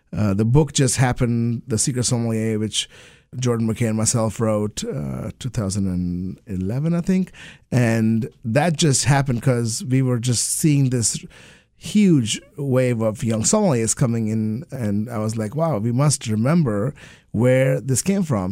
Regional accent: Kolkata, West Bengal, India; moved away; also born or lived in England; I grew up in Calcutta

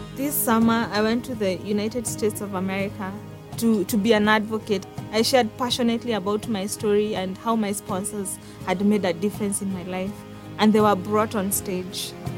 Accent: Kenya; I'm from Kenya. Growing up with a single parent in the slum was very, very difficult for me

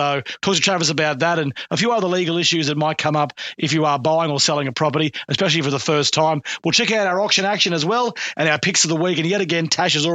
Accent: Buderim, Queensland, Australia; as a young bloke growing up in Budrum and the home my parents bought that I grew up

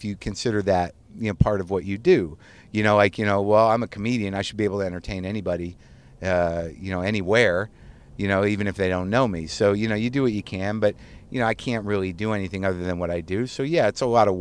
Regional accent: Albuquerque, New Mexico, United States; moved away; the synagogue that I grew up in Albuquerque

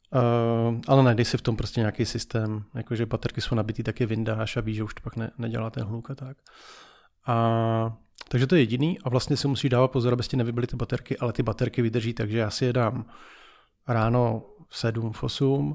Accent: Czechia; že jsme Češi

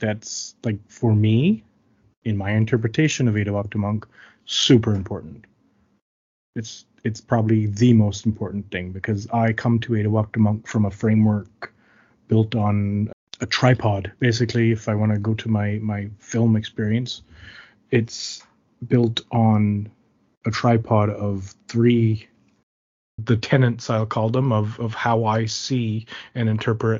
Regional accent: Flat Bay, Newfoundland and Labrador, Canada; I hail from the Mi'kmaq community of Flat Bay

